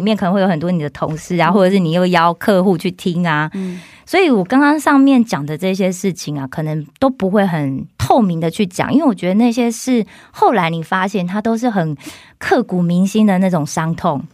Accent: Kaohsiung, Taiwan; moved away as an adult; now in South Korea; 我是来自台湾的高雄

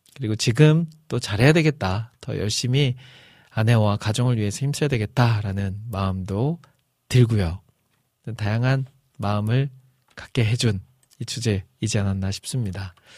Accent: Iksan, North Jeolla, South Korea; accent: Chungcheong-Jeolla mixed dialect; now in Seoul, South Korea; 또 제가 또 전라북도 익산 출신으로서

